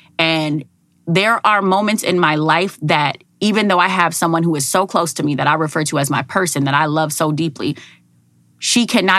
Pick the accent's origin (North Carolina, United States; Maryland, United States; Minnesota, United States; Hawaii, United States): Minnesota, United States; Minneapolis; born and raised in Minneapolis, Minnesota, Miss Minnesota 2007.